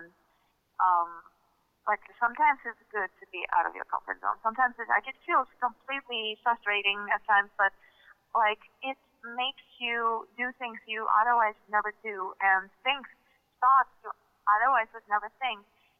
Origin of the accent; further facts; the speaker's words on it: Russia; English is a second language; growing up in Russia, somehow I did not my childhood did not include X-Men.